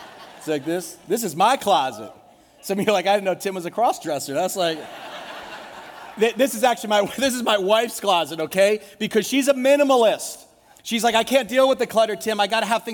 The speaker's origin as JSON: {"language": "English", "country": "United States", "said": "As Americans"}